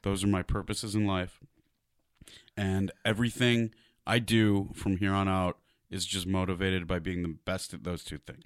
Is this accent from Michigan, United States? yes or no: yes; Detroit, Michigan, United States; I grew up on it in Detroit